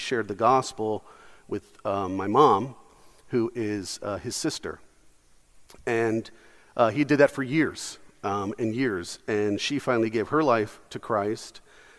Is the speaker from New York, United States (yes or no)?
yes; New York City, New York, United States; I was born in Brooklyn, New York